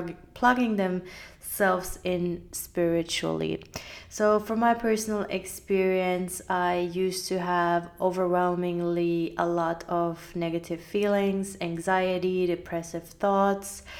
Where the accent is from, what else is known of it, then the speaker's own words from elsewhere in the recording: Finland; I grew up in Finland, so having faith in anything wasn't really a very accepted thing